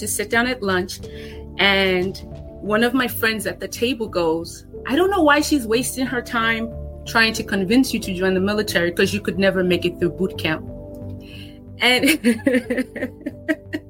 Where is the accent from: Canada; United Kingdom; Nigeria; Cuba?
Nigeria; now in United States; Growing up in Nigeria, experiencing, you know, a level of difficulty and hardship